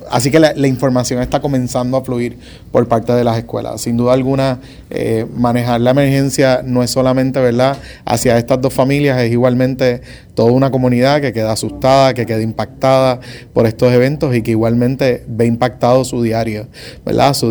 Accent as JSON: {"language": "Spanish", "country": "Puerto Rico", "tie": "born or raised there", "said": "yo crecí viendo la criminalidad en Puerto Rico"}